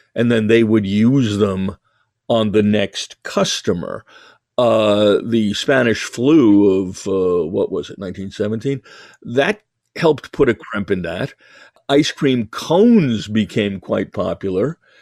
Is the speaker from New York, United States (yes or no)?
yes; New York, United States; moved away; I was originally from New York and because I'm Jewish